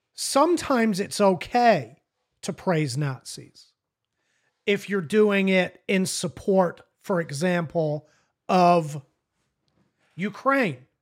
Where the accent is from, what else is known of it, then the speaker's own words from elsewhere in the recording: United Kingdom; now in United States; I consider myself an American, but I'm not an American. I'm a British citizen.